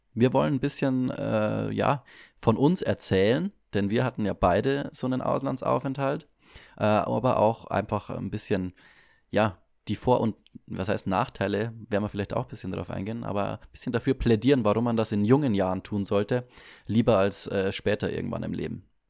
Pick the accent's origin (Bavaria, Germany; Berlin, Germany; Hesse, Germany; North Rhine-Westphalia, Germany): Bavaria, Germany; bei uns in Bayern